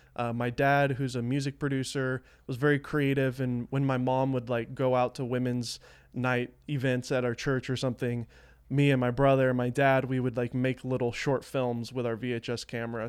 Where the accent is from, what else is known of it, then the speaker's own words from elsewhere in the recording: the South, United States; I grew up in the South, so there wasn't a lot of creative people here, at least where I lived.